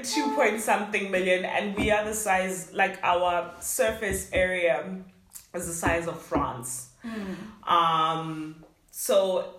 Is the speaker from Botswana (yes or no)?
yes; Gaborone, South-East District, Botswana; moved away as an adult; also born or lived in Germany / Johannesburg, South Africa; now in Poland; I was born in Germany. I was raised in Botswana.